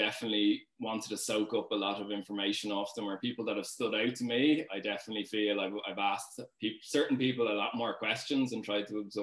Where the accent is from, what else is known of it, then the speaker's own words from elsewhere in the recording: Dublin, Leinster, Ireland; I'm from Dean's Grange area, Dublin.